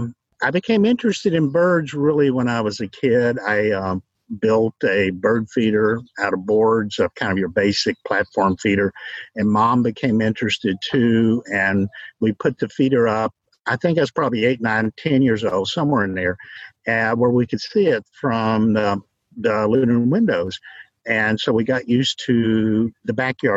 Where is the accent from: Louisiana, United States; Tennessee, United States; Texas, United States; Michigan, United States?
Tennessee, United States; Gatlinburg; now in Knoxville, United States; I am originally from Gatlinburg. I grew up in Gatlinburg. It's my hometown.